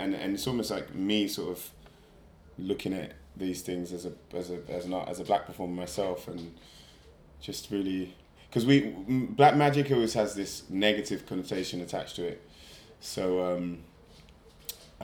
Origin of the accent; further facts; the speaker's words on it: London, United Kingdom; I'm from South London, born and raised